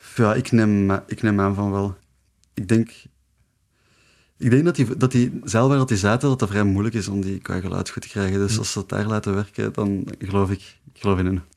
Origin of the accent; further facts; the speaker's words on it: Leuven, Flanders, Belgium; ik ben van Leuven